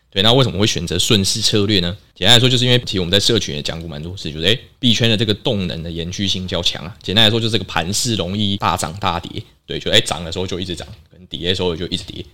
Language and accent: Chinese; Taiwan; 我们台湾人